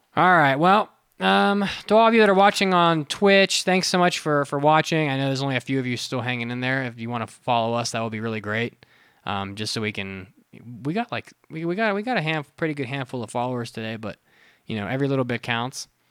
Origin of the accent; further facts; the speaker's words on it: West Virginia, United States; also born or lived in Florida; now in Colorado, United States; I grew up with Kroger in West Virginia